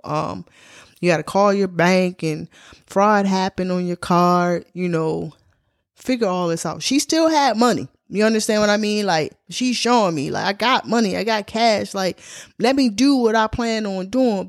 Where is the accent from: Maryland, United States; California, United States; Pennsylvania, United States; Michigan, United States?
Maryland, United States; Baltimore; my hometown, Baltimore, Maryland